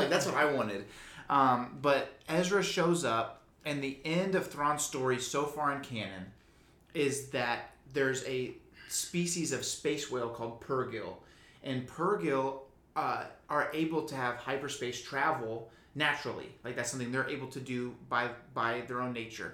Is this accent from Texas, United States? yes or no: yes; Houston, Texas, United States; we're from Houston